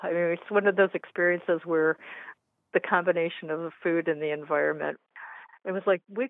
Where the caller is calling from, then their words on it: Cleveland, Ohio, United States; Cleveland, Ohio area.